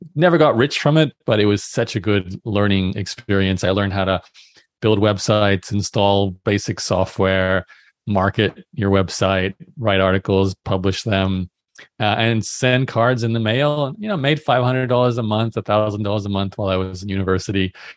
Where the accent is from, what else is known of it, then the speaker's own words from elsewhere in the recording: Australia; also born or lived in Brisbane; I'm born and raised in Australia, so I went to university in, in Brisbane